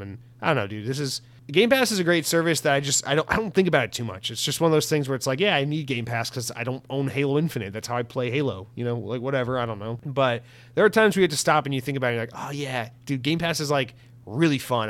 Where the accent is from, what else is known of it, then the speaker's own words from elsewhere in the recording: United States; as an American